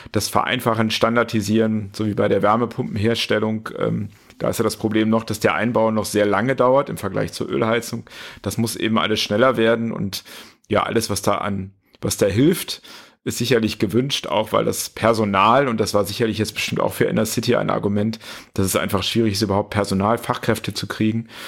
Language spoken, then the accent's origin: German; Düsseldorf, North Rhine-Westphalia, Germany; born there; ich meine, du weißt ja, mein Fußballherz schlägt äh, in meiner Geburtsstadt Düsseldorf noch.